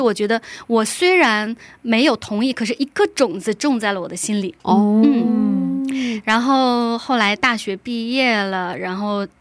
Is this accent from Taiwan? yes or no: no; China; now in Incheon, South Korea; 我是来自中国大陆的